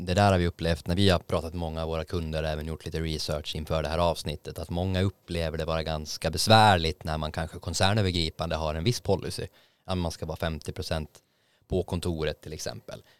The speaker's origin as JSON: {"language": "Swedish", "country": "Åland Islands", "tie": "born or raised there", "moved": "yes", "lives_now": "Stockholm, Sweden", "said": "Jag var hemma på Åland"}